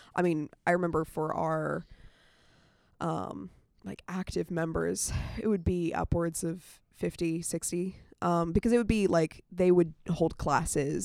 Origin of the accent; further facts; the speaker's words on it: Winchester, Virginia, United States; moved away as an adult; now in Atlanta, United States; I'm from Winchester, Virginia.